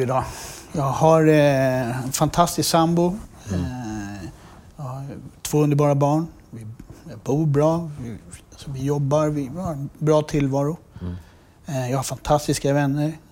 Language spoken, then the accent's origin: Swedish; Sweden; när vi växte upp i Dalen